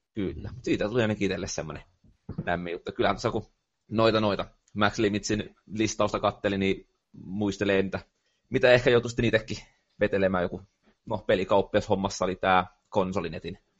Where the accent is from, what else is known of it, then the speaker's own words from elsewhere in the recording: Tampere, Pirkanmaa, Finland; accent: Tampere dialect; mä puhun tiettyä Tampereen murretta.